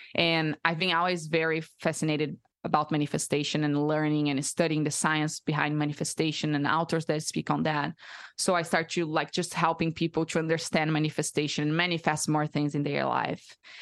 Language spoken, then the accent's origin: English; Brazil; English is a second language; moved away as an adult; also born or lived in United States; now in Austin, United States; I'm from Brazil, so I'm born and raised there my whole life, and I just moved to the U S two years and a half ago